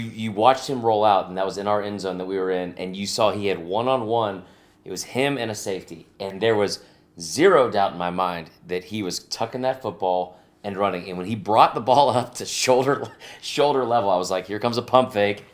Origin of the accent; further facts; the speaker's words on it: Stone Mountain, Georgia, United States; I'm from Stone Mountain